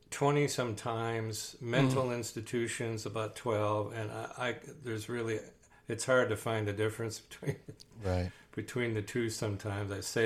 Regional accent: Wisconsin, United States; born there; I'm going to use an expression which is going to give away the fact that I'm old and I was born in Wisconsin, but holy cow.

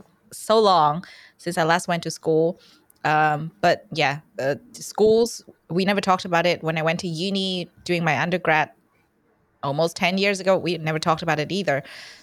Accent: Vietnam; It might be, there might be a misconception that I'm Australian. I'm not. I'm from Vietnam. And where I was born, sex ed is this thing where kids would get together in a really big hall.

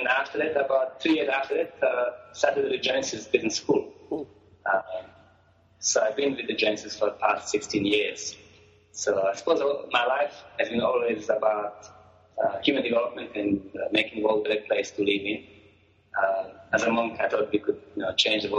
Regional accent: Croatia; moved away as an adult; now in South Africa; I was born in Croatia, a country called Croatia, a small country in Europe across Italy. And I came to Africa about 25 years ago.

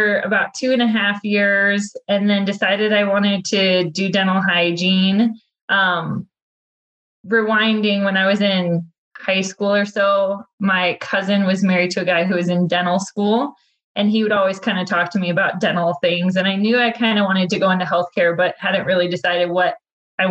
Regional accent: Chicago, Illinois, United States; moved away as an adult; also born or lived in Atlanta, Georgia / Oklahoma; I grew up in Chicago, lived there all of my childhood until I graduated high school

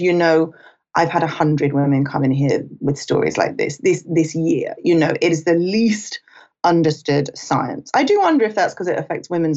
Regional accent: United Kingdom; also born or lived in London / Los Angeles; I'm British.

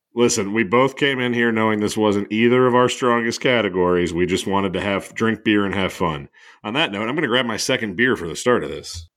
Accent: New Jersey, United States; I'm from Jersey

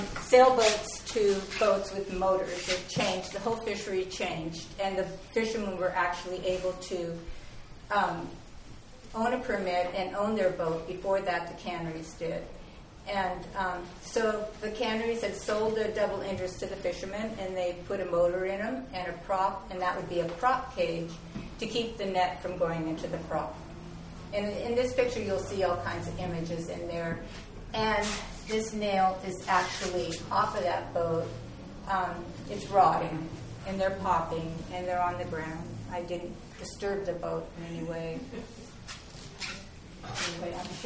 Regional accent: Kodiak, Alaska, United States; born or raised there

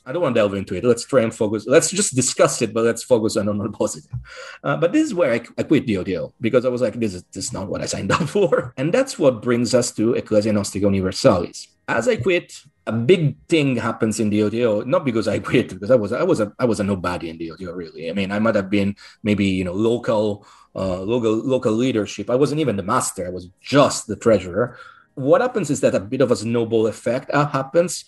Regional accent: Rome, Lazio, Italy; English is a second language; moved away as an adult; also born or lived in United States; now in Glastonbury, United Kingdom; I was born in Rome, Italy

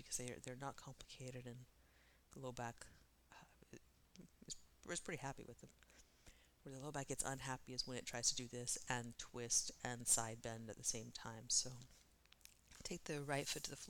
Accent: East Coast, United States; growing up on the East Coast

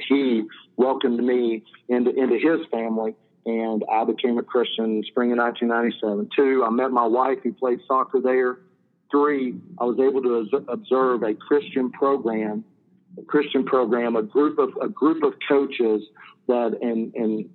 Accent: Knoxville, Tennessee, United States; since I grew up in Knoxville, it was about 20 minutes from my house

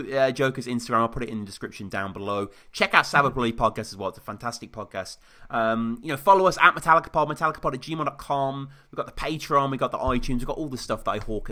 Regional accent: United Kingdom; I'm the British guy

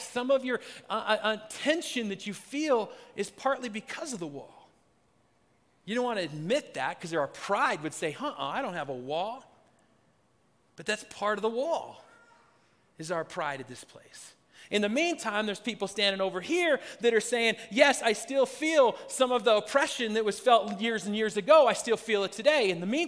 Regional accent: Pacific Northwest, United States; Growing up in Pacific Northwest, it was Native Americans that were the ones that were they were slammed into that.

